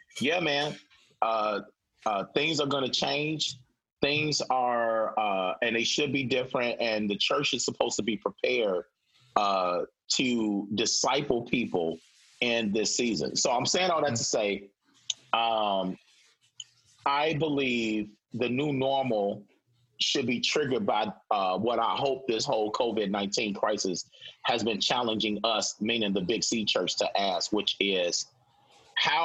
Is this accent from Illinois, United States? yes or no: yes; Chicago, Illinois, United States; now in Renton, United States; I'm originally from Chicago